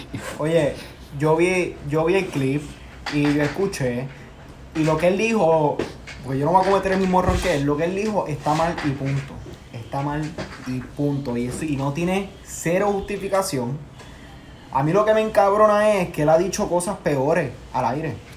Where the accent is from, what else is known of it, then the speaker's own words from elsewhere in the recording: Puerto Rico; moved away as an adult; now in United States; somos siete boricuas